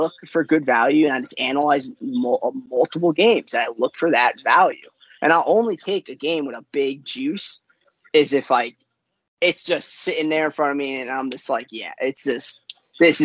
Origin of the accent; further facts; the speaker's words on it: New York, United States; I'm from New York